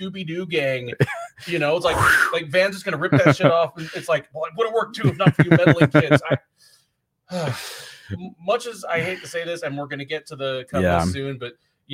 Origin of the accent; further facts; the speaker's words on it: Houston, Texas, United States; Fury Fighting Championship, kind of my, well, my hometown promotion